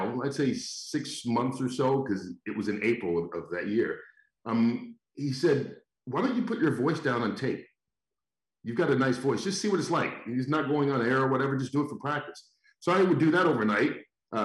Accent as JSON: {"language": "English", "town": "Atlanta", "region": "Georgia", "country": "United States", "tie": "born or raised there", "also_born_or_lived": "Iowa", "moved": "as an adult", "said": "I grew up in Atlanta, went to high school there"}